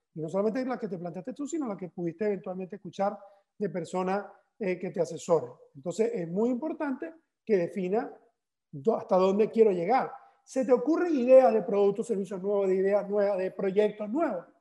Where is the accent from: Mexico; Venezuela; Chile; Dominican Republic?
Venezuela; Barcelona, Anzoátegui; now in Valencia, Spain; en, Venezuela, en mi ciudad natal, que es Barcelona